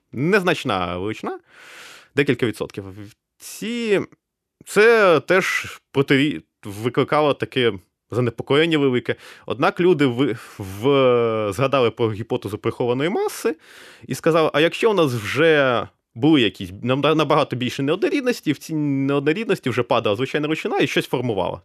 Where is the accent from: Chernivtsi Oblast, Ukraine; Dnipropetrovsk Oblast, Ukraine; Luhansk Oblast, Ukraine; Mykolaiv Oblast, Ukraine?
Dnipropetrovsk Oblast, Ukraine; Kryvyi Rih; moved away; also born or lived in Kyiv; Я виріс у Кривому Розі